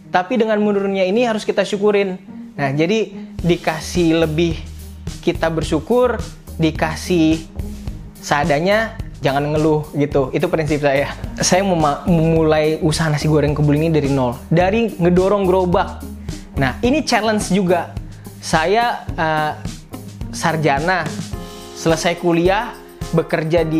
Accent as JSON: {"language": "Indonesian", "town": "Slipi", "region": "Jakarta", "country": "Indonesia", "tie": "born or raised there", "said": "sedangkan nih saya warga asli Sleepy"}